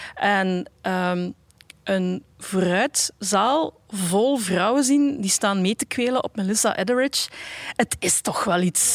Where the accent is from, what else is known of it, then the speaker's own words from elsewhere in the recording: Bruges, Flanders, Belgium; ik ben opgegroeid in Brugge